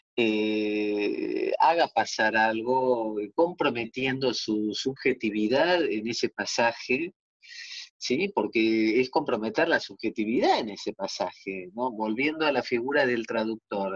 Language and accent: Spanish; Argentina; somos argentinas